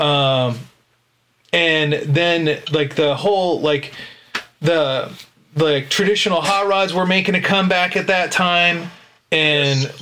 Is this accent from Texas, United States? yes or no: no; Sacramento, California, United States; I grew up in Sacramento